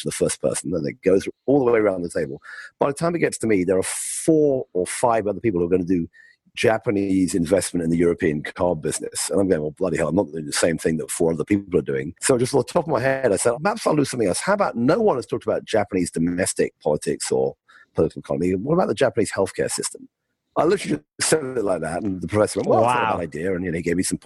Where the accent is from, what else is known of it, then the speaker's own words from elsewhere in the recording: United Kingdom; moved away as an adult; also born or lived in California; I grew up in the UK, as you can tell by my accent.